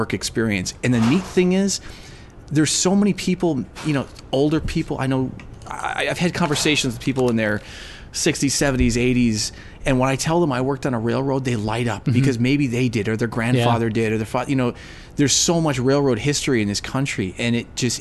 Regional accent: Chicago, Illinois, United States; I was born in Chicago

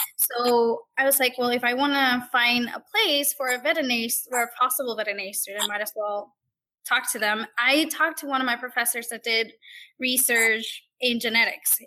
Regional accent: Puerto Rico; now in Blacksburg, Virginia, United States; I'm originally from Puerto Rico

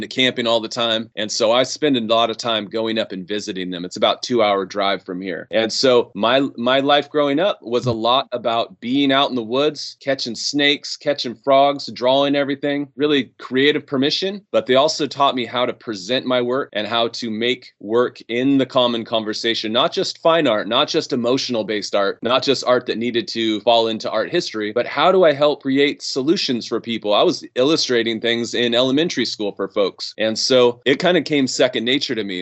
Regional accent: right outside of Yosemite, California, United States; I grew up right outside of Yosemite

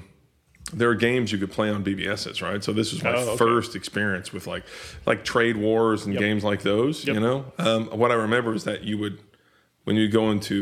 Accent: Liberty, Missouri, United States; I grew up in a town called Liberty, Missouri. I lived in, Liberty, Missouri, I lived in from, fourth grade on through high school.

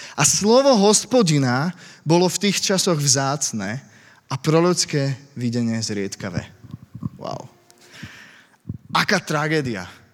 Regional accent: Slovakia; also born or lived in Bratislava; now in Pezinok, Slovakia; som zo Slovenska

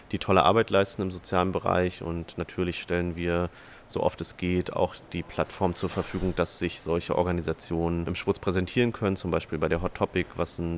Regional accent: Munich, Bavaria, Germany; Ich komme sicher aus Bayern, aus München.

